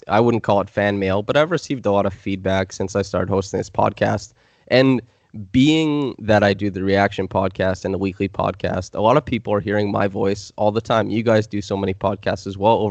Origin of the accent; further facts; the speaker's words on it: Canada; accent: Canadian; I noticed the affectations of my Canadian accent, because I don't think I have a typical Canadian accent in a lot of the ways I speak.